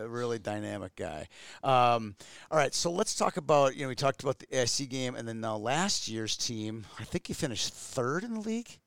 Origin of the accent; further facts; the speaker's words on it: Twin Cities, Minnesota, United States; me growing up in the Twin Cities